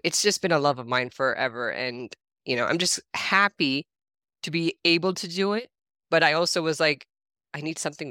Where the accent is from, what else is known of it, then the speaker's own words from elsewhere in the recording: New York, United States; I grew up in New York